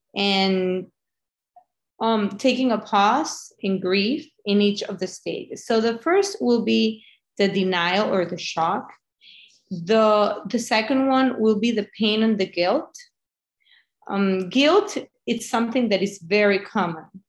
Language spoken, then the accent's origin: English; Venezuela; moved away; I'm from Venezuela